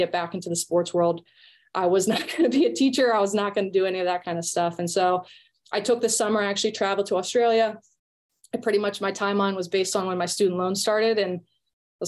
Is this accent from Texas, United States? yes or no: no; Richmond, Virginia, United States; I actually grew up in Richmond, Virginia, which is where the ECNL is based out